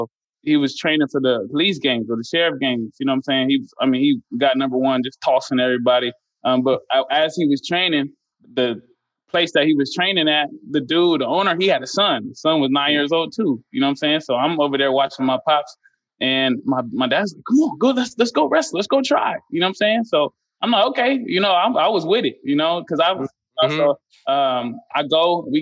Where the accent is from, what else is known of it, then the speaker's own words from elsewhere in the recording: Inland Empire, California, United States; also born or lived in Long Beach, California / Santa Ana, California / Fontana, California; Moved all around from the IE